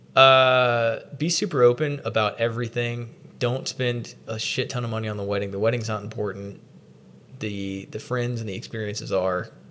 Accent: the South, United States; in almost 30 years of growing up in the South

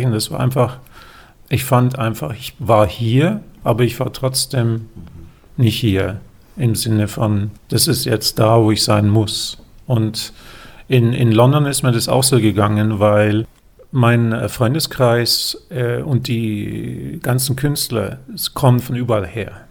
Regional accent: Germany; haben, haben wir das Glück als Deutsche, mit dem Pass ist eins, ist glaube ich auf Platz eins oder zwei

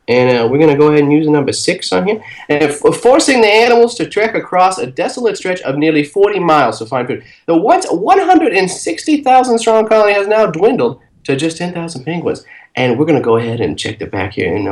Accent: Brooklyn, New York, United States; I'm from Brooklyn.

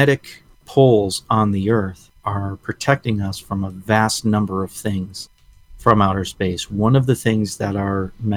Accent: New England, United States; You and I grew up in New England

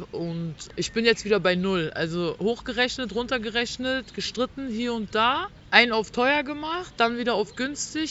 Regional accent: Berlin, Germany; ich komme aus Berlin-Neukölln

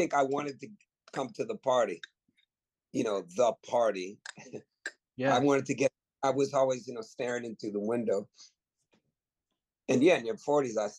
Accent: the Bay Area, California, United States; growing up in the Bay in the 80s and 90s

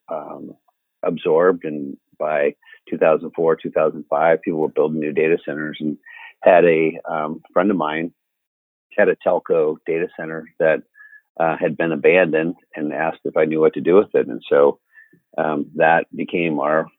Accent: Cedar Rapids, Iowa, United States; I grew up on a farm outside of Cedar Rapids

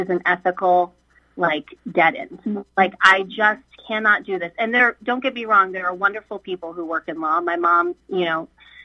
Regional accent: Midwest, United States; I grew up in the Midwest

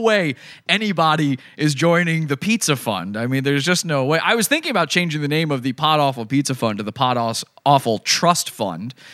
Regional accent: Virginia, United States; my, my home state of Virginia

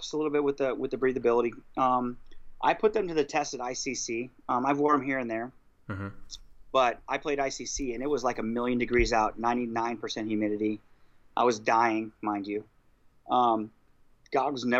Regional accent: Iowa, United States; I'm from Iowa

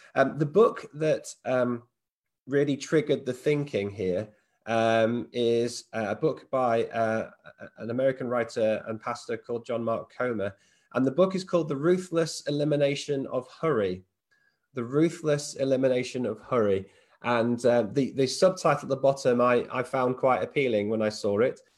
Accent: United Kingdom; we're British

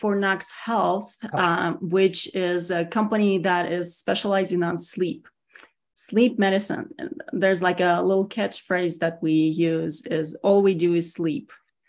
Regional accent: Russia; English is a second language; now in United States; So I am originally from Russia, born and raised. Moved here, 28 years ago. So I worked really hard on my accent, and it's still there.

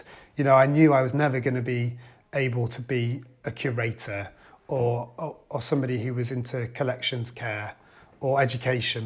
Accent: Cumbria, North West England, United Kingdom; growing up in Cumbria and in our region in the northeast as well

